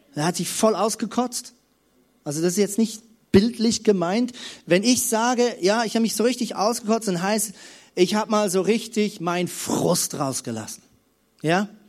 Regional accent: Lemgo, North Rhine-Westphalia, Germany; bei uns in unserem kleinen, süßen Städtchen Lemgo, wo ich aufgewachsen bin

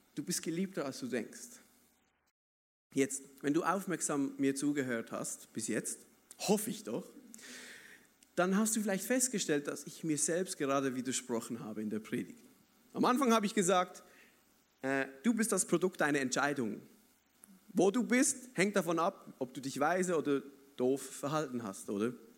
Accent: Basel, Basel-Stadt, Switzerland; ich bin ja Schweizer, oder, aber ich komme aus Basel, da hat's keine Berge und so

